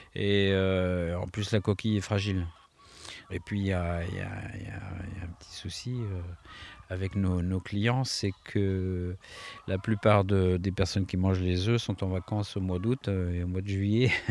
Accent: the Orléans region, Centre-Val de Loire, France; chez nous, enfin dans la région orléanaise

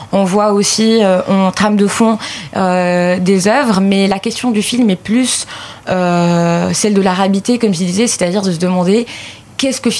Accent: Lebanon; j'ai certes des origines arméniennes, je suis libanais avant tout

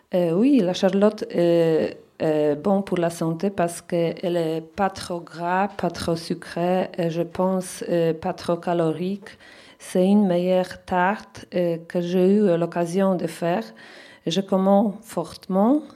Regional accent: Poland; French is a second language; now in France; je viens de Pologne

